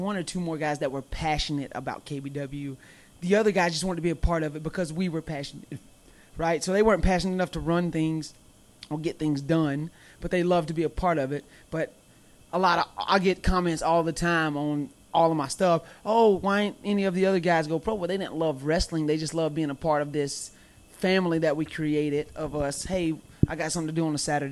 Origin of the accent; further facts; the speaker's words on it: the South, United States; accent: Southern twang; where I'm from the South, and, of course, I have a Southern twang to my voice